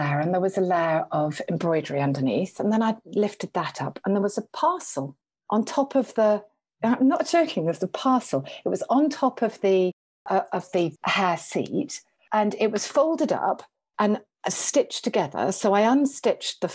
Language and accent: English; Liverpool, North West England, United Kingdom; I grew up near Liverpool.